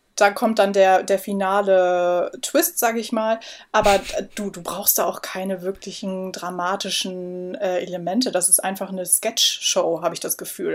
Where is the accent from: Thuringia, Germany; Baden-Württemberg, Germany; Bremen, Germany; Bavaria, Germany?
Bremen, Germany; now in Hamburg, Germany; ich komme ja aus Bremen